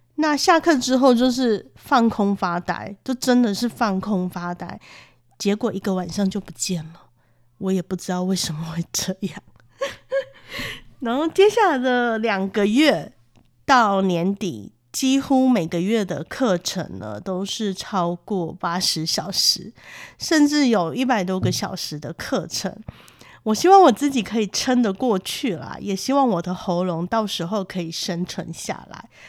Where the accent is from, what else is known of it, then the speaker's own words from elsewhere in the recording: Taiwan; 我们台湾人